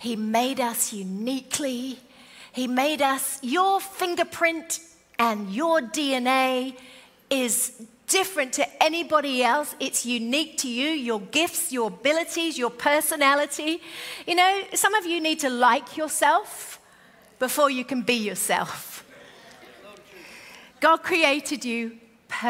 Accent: United Kingdom; moved away; also born or lived in Australia; we're British.

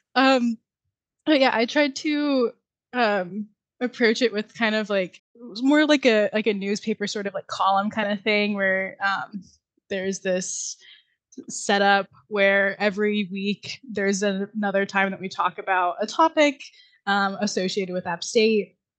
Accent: Cary, North Carolina, United States; I am from Cary

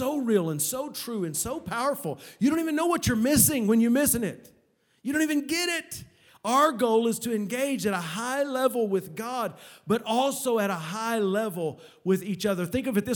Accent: Oklahoma, United States; moved away; I come from Oklahoma, the land of the trees.

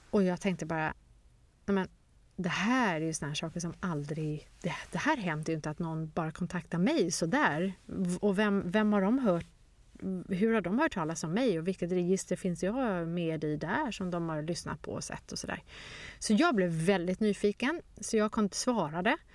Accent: Stockholm, Stockholm County, Sweden; born there; Och även fast jag är född i Stockholm och pratade svenska så var det som att flyttat till ett helt nytt land.

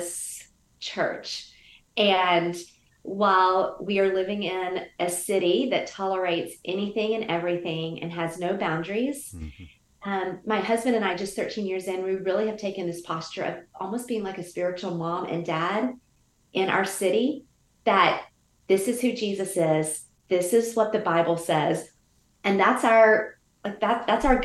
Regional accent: the South, United States; moved away as an adult; also born or lived in Georgia or Louisiana; now in San Francisco, United States; I grew up in the South. So I grew up almost in like one kind of culture

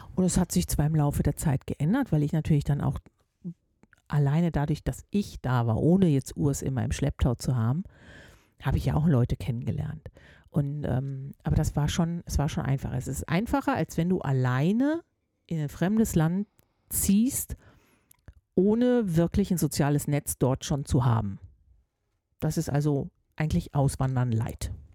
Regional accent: North Rhine-Westphalia, Germany; now in Switzerland; ich als Deutsche hier mal so richtig Ruhrpottmäßig einen rauslasse

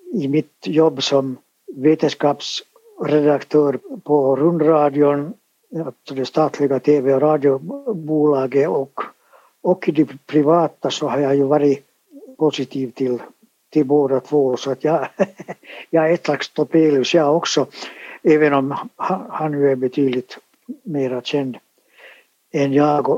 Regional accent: Finland; first language Swedish; jag har ju alltså vuxit upp i ett helt svenskspråkigt hem med svenskspråkiga föräldrar och vi talade bara svenska och jag har gått i svenskspråkig dagis, alltså här i Finland

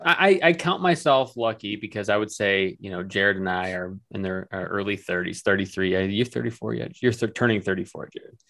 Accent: Michigan, United States; also born or lived in New York City; we're from Michigan, um, missing home.

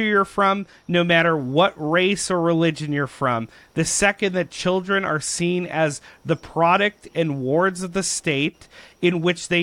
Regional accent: Canada; as Canadians

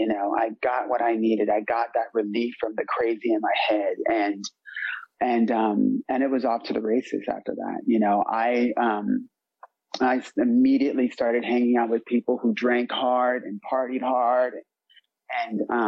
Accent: San Diego, California, United States; moved away; also born or lived in Berlin, Germany; I'm originally from San Diego, California

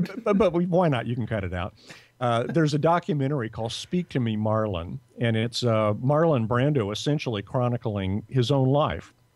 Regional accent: Dallas, Texas, United States; now in Los Angeles, United States; dallas where i was from

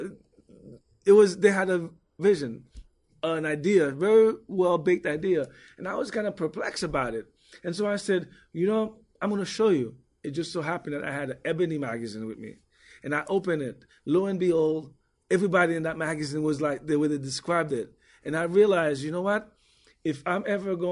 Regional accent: United States; also born or lived in Haiti; People like me were either born here but came here when they were young and were as more American in many ways than Haitian

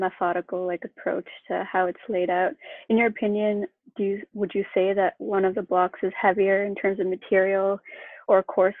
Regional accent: Toronto, Ontario, Canada; I'm from Toronto too.

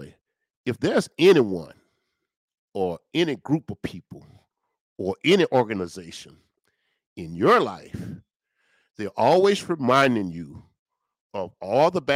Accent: Natchez, Mississippi, United States; I was born and raised in Natchez, Mississippi

